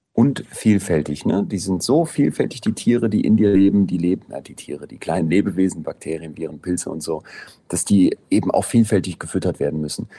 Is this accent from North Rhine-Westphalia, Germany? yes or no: yes; Solingen, North Rhine-Westphalia, Germany; now in Berlin, Germany; in Solingen, wo ich herkomme